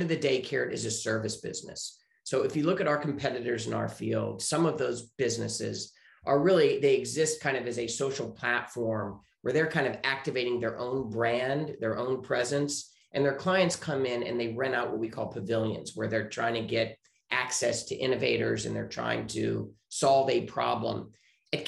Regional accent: Richmond, Virginia, United States; moved away as an adult; also born or lived in Chicago; now in Santa Monica, United States; I am originally from Richmond, Virginia, and I grew up there.

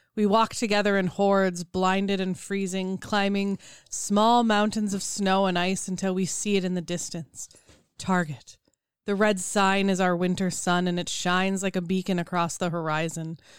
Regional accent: Minnesota, United States; we are Minnesotan.

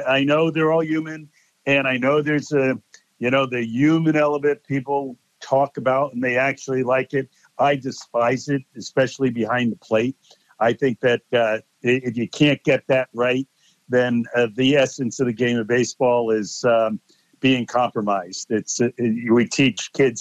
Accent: Connecticut, United States; I'm from Connecticut

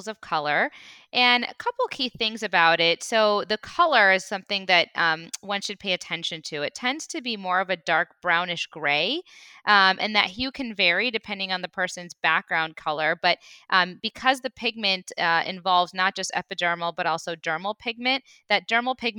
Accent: Midwest, United States; now in Los Angeles, United States; I'm actually from the Midwest

